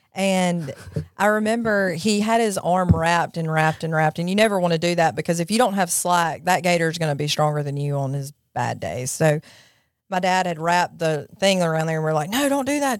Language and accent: English; Jackson, Mississippi, United States; also born or lived in Florence, Mississippi; I grew up in Jackson, Mississippi.